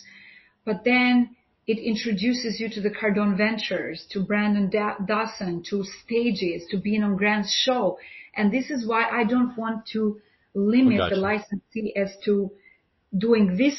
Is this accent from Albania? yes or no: yes; Albania; moved away as an adult; now in New York City, United States; I'm from Albania